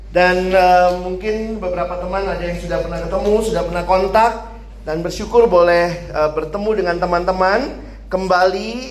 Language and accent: Indonesian; Makassar, South Sulawesi, Indonesia; moved away as an adult; also born or lived in Jakarta; Sedikit latar belakang, saya dulunya lahir besar di Makassar.